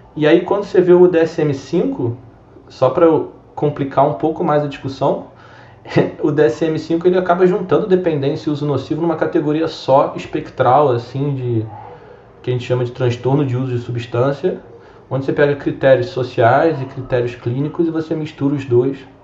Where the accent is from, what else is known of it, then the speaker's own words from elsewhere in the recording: Rio de Janeiro, Brazil; sou natural aqui do Rio de Janeiro mesmo